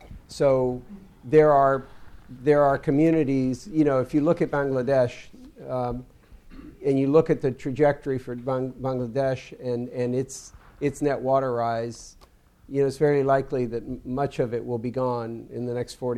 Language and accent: English; Louisiana, United States; I hate to keep coming back to my home state, but it's my passion. But we face the same thing in Louisiana.